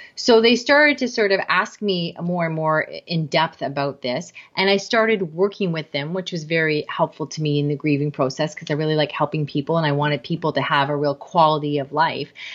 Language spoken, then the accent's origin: English; Canada; I am Canadian